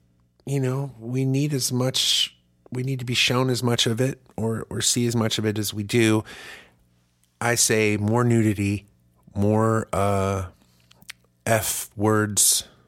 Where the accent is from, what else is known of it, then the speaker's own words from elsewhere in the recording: Germany; now in United States; I grew up in Germany where it's just nudity's fine, and it is. It's not a big deal, but we make it a real big deal in this country.